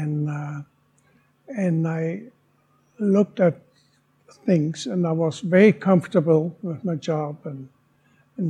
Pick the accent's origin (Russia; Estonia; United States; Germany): Germany; moved away as an adult; now in Alberta, Canada; I was in Germany. I started working, finished school at 15, started working at 15 years old